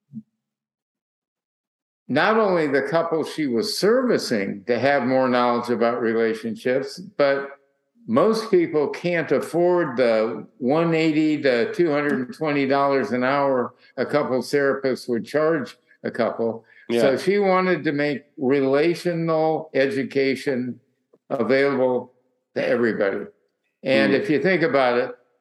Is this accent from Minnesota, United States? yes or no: yes; Minnesota, United States; now in Orcas Island, United States; I'm originally from Minnesota